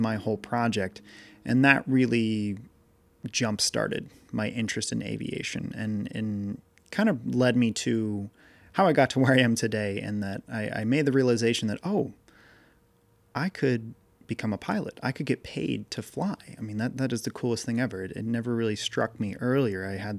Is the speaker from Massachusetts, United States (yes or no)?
yes; Massachusetts, United States; it turns out that in my town where I grew up in Massachusetts, there was a guy I used to work for that did these tag sales